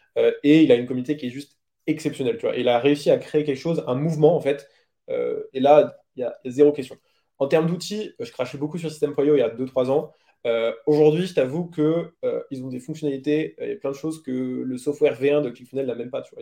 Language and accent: French; France; on est français